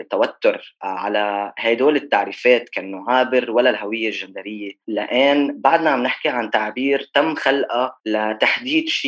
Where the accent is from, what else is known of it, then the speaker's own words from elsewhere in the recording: Lebanon; بس بتلاقي بلبنان عندنا ثقافه انه في كتير ناس بتنجبر